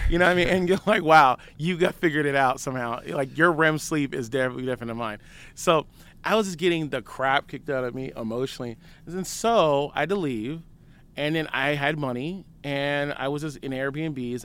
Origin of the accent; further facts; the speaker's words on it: San Francisco, California, United States; moved away as an adult; also born or lived in Los Angeles; I'm from San Francisco